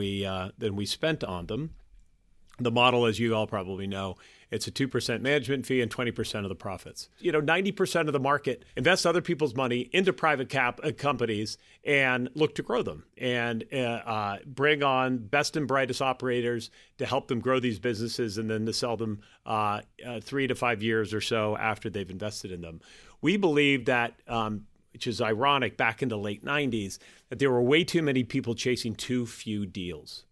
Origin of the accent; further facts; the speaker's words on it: Boston, Massachusetts, United States; being a Bostonian, oftentimes when I travel, I meet people and I say, I'm from Boston